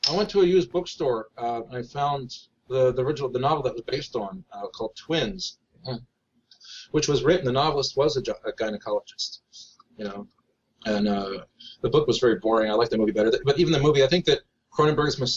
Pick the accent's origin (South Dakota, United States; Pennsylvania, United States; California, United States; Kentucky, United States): Pennsylvania, United States; Harrisburg; born there; uh, I started off in Harrisburg. I was born in Harrisburg.